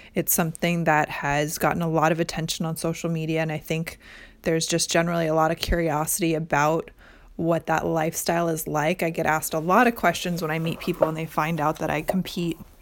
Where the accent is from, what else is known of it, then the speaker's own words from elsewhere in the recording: Midwest, United States; now in Orange County, California, United States; I currently live in Orange County, California, although I am originally from the Midwest.